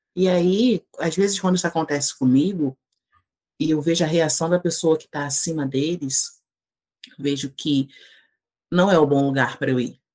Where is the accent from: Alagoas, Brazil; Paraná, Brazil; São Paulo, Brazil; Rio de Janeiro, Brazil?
Rio de Janeiro, Brazil; Duque de Caxias; moved away as an adult; eu sou natural do Rio de Janeiro, né? Nasci na cidade do Rio, mas morei a vida inteira na cidade de Duque de Caxias, que é na Baixada Fluminense